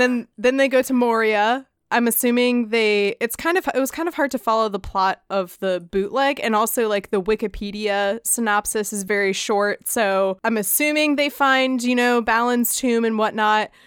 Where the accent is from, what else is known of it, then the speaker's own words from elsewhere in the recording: United States; we're American